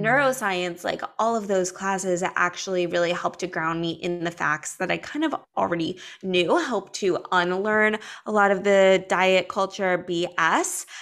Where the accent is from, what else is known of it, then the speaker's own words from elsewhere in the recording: Los Angeles, California, United States; I grew up in Los Angeles as a performing artist